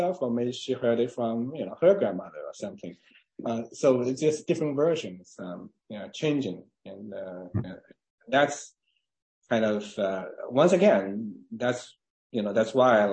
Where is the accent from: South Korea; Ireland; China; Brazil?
China; English is a second language; moved away as an adult; also born or lived in Tuscaloosa, Alabama / Buffalo, New York / Cambridge, Massachusetts; now in Santa Barbara, United States; I was born in China.